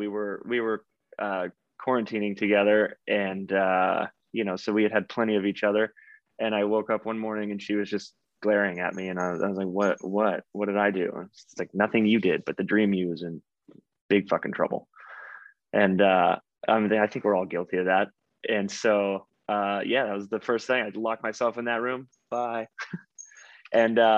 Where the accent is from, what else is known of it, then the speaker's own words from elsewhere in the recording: Texas, United States; I grew up in Texas